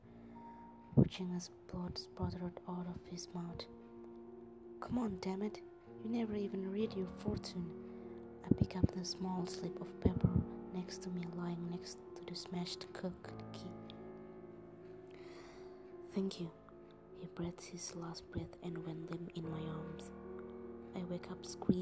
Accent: Jakarta, Indonesia; English is a second language; I'm from Indonesia, from Jakarta

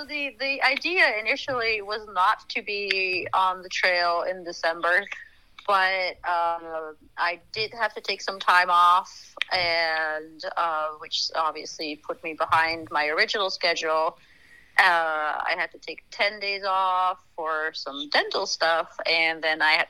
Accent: Netherlands; moved away as an adult; also born or lived in France; now in United States; I was born and raised in Holland, went to college there, and then somehow ended up in the States

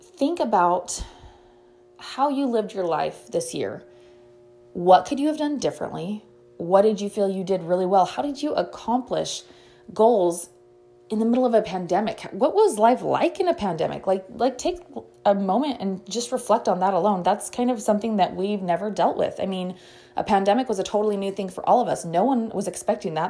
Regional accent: United States; we as American citizens

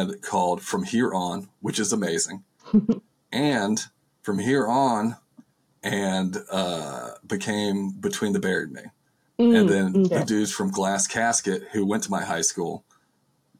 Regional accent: outside Winston-Salem, North Carolina, United States; I'm from Winston-Salem, but I'm like from outside of Winston-Salem, North Carolina, in like a small town

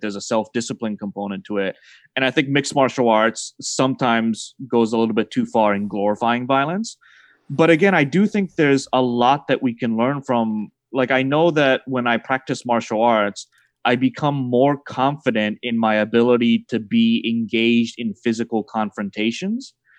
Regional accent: Massachusetts, United States; I was raised in Massachusetts as a Celtics fan

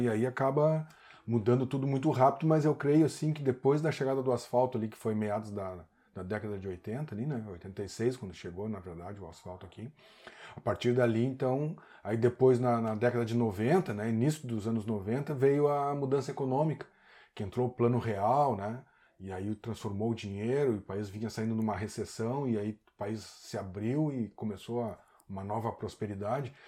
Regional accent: Porto Alegre, Rio Grande do Sul, Brazil; moved away as an adult; now in Garopaba, Brazil; sou natural de Porto Alegre, minha mãe é Catarina, meu pai é gaúcho

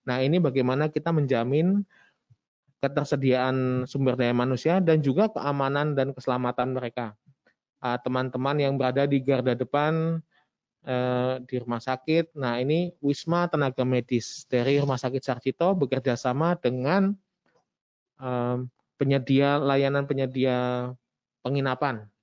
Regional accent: Java, Indonesia; mungkin karena saya orang Jowo jadinya ….

